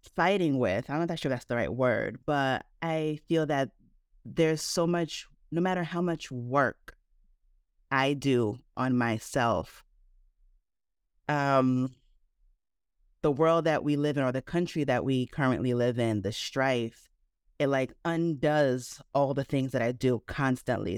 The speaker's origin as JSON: {"language": "English", "region": "New Jersey", "country": "United States", "tie": "born or raised there", "said": "I was born in the States, so I was born in New Jersey"}